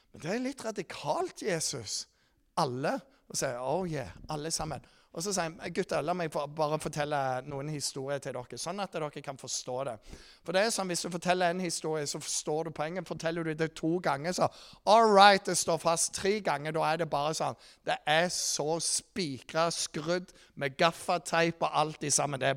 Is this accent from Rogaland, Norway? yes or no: yes; Rogaland, Norway; Dere vet jeg er fra Jæren